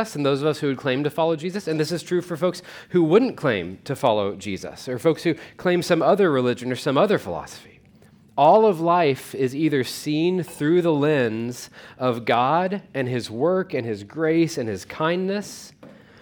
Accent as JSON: {"language": "English", "town": "Weatherford", "country": "United States", "tie": "born or raised there", "said": "I grew up in Weatherford"}